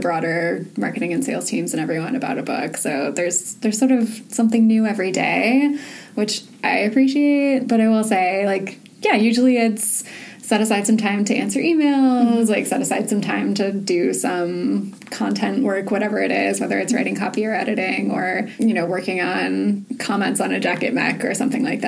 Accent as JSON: {"language": "English", "region": "Southern California", "country": "United States", "tie": "born or raised there", "also_born_or_lived": "Orange County", "moved": "yes", "lives_now": "New York, United States", "said": "I grew up in Southern California"}